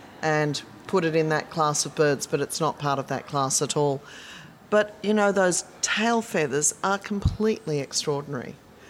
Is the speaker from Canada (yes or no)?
no; Sydney, New South Wales, Australia; growing up in Sydney